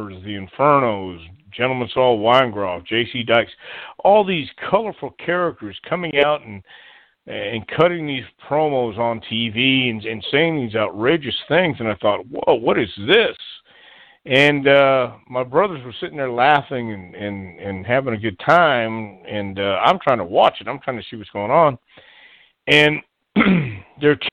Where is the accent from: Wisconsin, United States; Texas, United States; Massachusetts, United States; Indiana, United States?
Texas, United States; El Paso; also born or lived in Houston, Texas; I was born in El Paso, Texas, and grew up there. And until I was 10 years old, we moved to Houston.